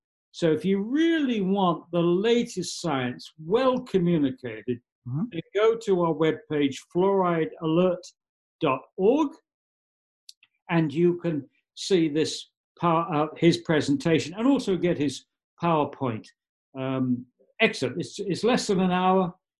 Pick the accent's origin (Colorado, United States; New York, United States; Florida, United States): New York, United States; they tried to build an incinerator in my hometown in the home county in New York State in 1985.